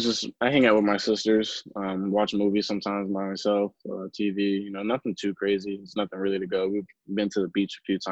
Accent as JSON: {"language": "English", "region": "Florida", "country": "United States", "said": "I'm from Florida, haven't really been able to branch out that far"}